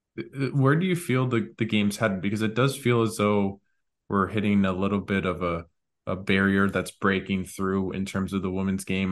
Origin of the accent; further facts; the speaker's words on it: Canada; as a Canadian fan